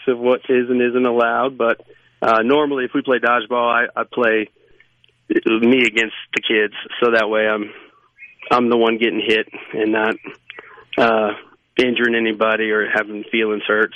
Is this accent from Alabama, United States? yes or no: no; Louisiana, United States; now in Mississippi, United States; I grew up in Louisiana, and then I moved here.